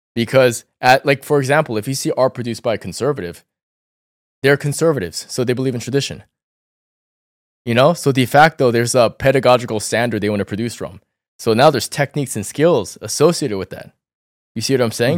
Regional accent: Northern Virginia, United States; also born or lived in New York City, United States; I grew up in Northern Virginia, and I was very close to D C

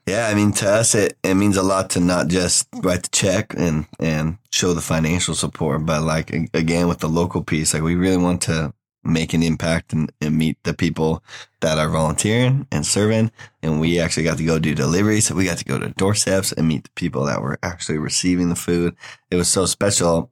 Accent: Oregon, United States; moved away as an adult; now in Waco, United States; I'm from Oregon originally

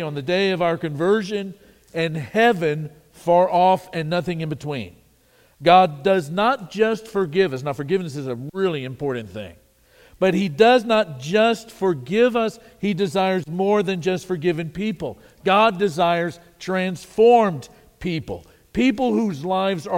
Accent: Wichita Falls, Texas, United States; I was born in Wichita Falls, Texas

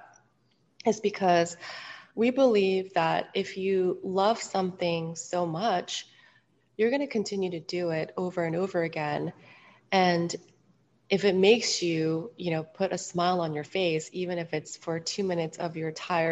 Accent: Seoul, South Korea; moved away; also born or lived in Hong Kong; And I was born and raised in Seoul, Korea. I grew up a little bit also in Hong Kong for a few years.

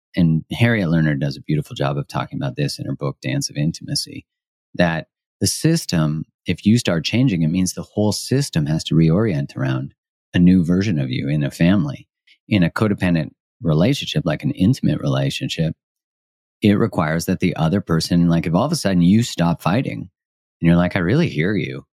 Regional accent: Canada; I'm Canadian, and Canadians, I would say, culturally, people kind of laugh at 'cause we say sorry for everything

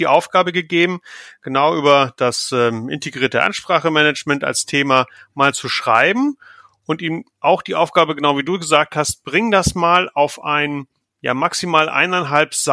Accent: Northern Germany, Germany; bin so ein norddeutsches Licht in der Nähe von Hamburg, aus den vor den Toren von Hamburg, da ist so meine Heimat, wo ich herkomme

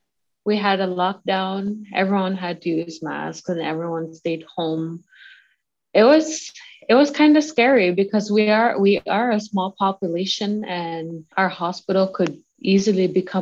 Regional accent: Iqaluit, Nunavut, Canada; I'm from Iqaluit, Nunavut.

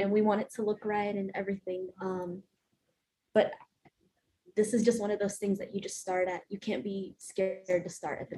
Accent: South Carolina, United States; born or raised there; also born or lived in Honduras

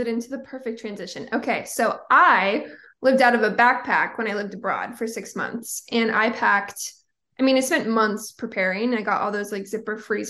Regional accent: Portland, Oregon, United States; now in California, United States; Growing up in Portland, Oregon, feel like I had 5,000 sweatshirts, moved to California, and I'm like, I'm a Cali girl

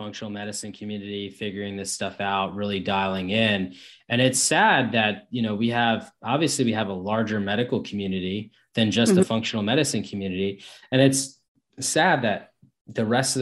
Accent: New Jersey, United States; also born or lived in New York; we moved from New York to New Jersey, I was about 8 years old

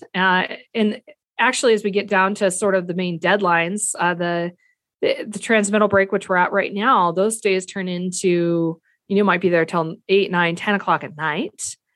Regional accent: the Flathead, Montana, United States; I grew up here in the Flathead

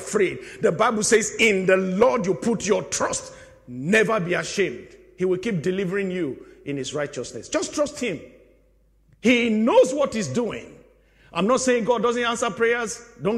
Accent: Nigeria; also born or lived in United Kingdom; I am a Nigerian citizen and I'm a British citizen

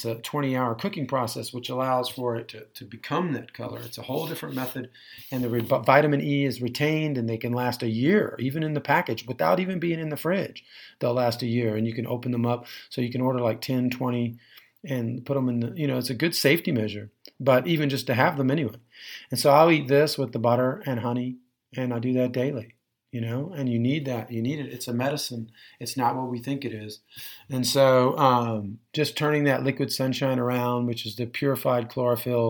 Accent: Texas, United States; I'm from Texas, I'm probably some part cowboy

